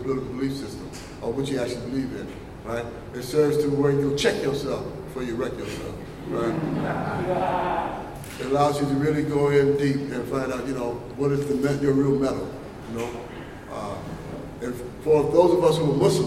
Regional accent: United States; I'm American just because I was born here.

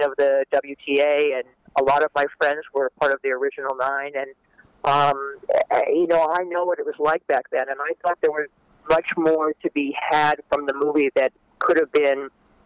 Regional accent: New Jersey, United States; I grew up in New Jersey

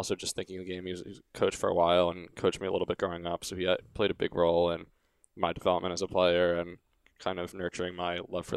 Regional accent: New York City, New York, United States

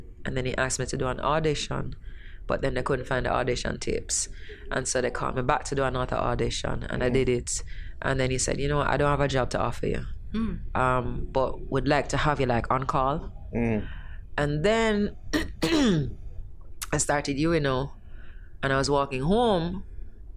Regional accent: Jamaica; also born or lived in British Virgin Islands / Trinidad; as a Jamaican

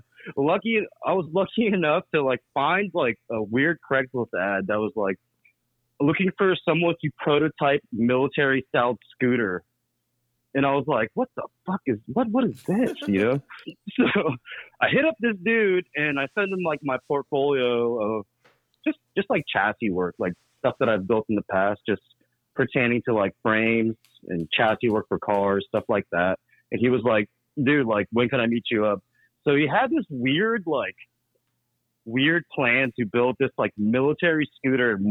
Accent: Alexandria, Virginia, United States; also born or lived in Chicago; now in Prince George's County, United States; I'm actually originally from the area. I grew up in Alexandria, which is like the neighboring city in Virginia to DC.

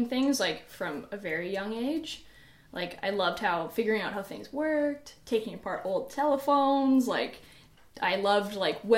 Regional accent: Edmonton, Alberta, Canada; I'm from Edmonton. I grew up here

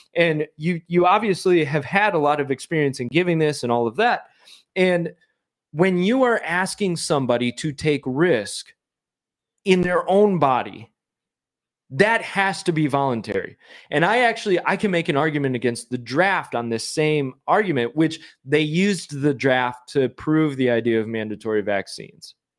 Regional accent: Michigan, United States; I'm from Michigan.

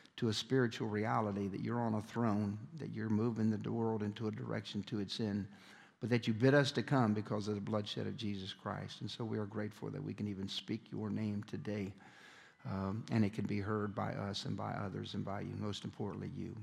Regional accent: Chicago, Illinois, United States; I grew up in Chicago, Illinois

